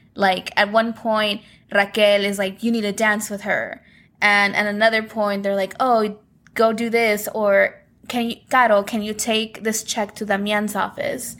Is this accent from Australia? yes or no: no; Guerrero, Mexico; my home state of Guerrero